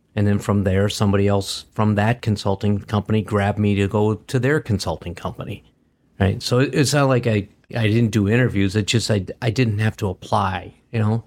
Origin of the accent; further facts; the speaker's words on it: Green Bay, Wisconsin, United States; now in Michigan, United States; I grew up in Wisconsin. I grew up in Green Bay.